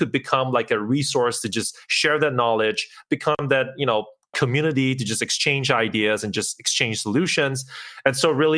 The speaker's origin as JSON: {"language": "English", "country": "Singapore", "moved": "as an adult", "lives_now": "Kyiv, Ukraine", "said": "I'm originally from Singapore. I moved to Kyiv in Ukraine about 3 years ago"}